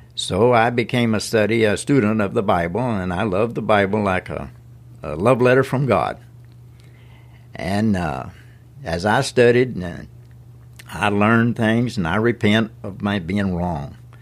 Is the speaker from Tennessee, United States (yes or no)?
yes; Lawrence County, Tennessee, United States; I was born in Lawrence County, graduated from the Summertown High School in nineteen sixty-one